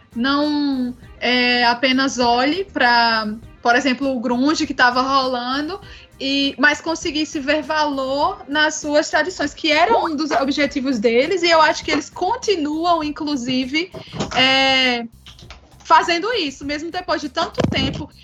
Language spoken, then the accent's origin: Portuguese; Northeast Region, Brazil; como nós nordestinos